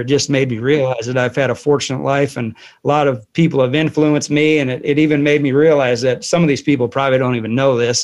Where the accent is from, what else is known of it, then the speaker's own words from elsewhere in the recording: Joliet, Illinois, United States; also born or lived in Saudi Arabia; now in Fairfield, United States; I'm originally from Joliet, Illinois